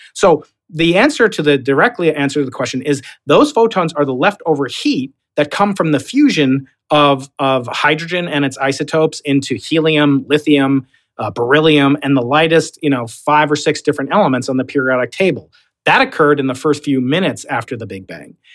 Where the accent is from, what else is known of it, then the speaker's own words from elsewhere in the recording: New York, United States; accent: Long Island; now in San Diego, United States; I'm a New Yorker